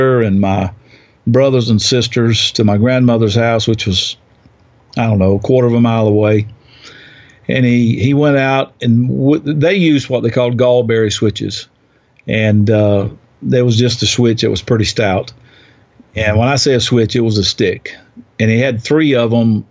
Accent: South Georgia, United States; now in Chattanooga, United States; I grew up in the South, far further south than here. It's in South Georgia on a farm

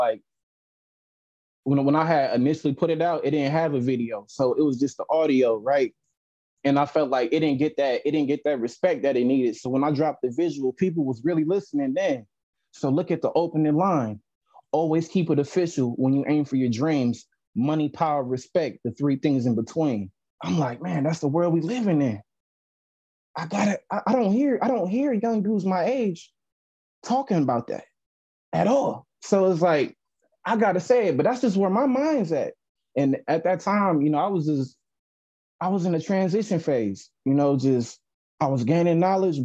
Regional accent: California, United States; growing up being a kid from California

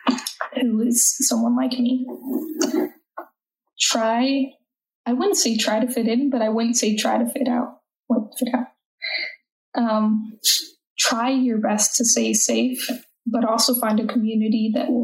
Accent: United States; accent: American; I'm an American citizen. If you can't tell, I'm American by my accent

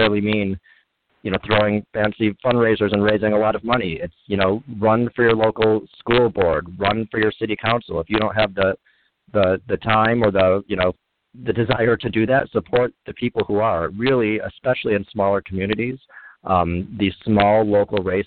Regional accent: Kenosha, Wisconsin, United States; moved away as an adult; also born or lived in Chicago, Illinois / Indiana / Los Angeles, California; I was born in Kenosha, Wisconsin, and grew up kind of in that area, about an hour north of Chicago.

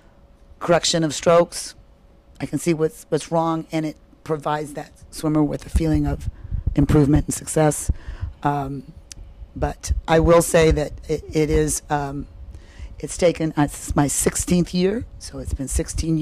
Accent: Iowa, United States; now in Fort Mill, United States; That's where I'm from. I'm from Iowa originally

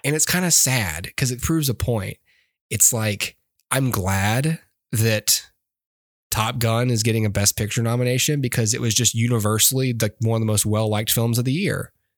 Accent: Alabama, United States; I'm from Alabama

